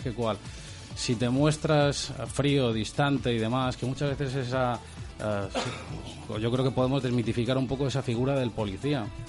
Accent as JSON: {"language": "Spanish", "town": "Magaluf", "region": "Balearic Islands", "country": "Spain", "said": "yo soy de Magaluf de toda la vida"}